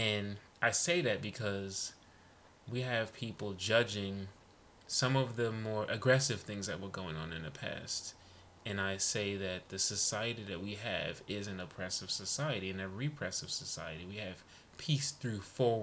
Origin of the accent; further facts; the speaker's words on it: New York City, New York, United States; I'm Panamanian, I'm West Indian, I'm Brooklyn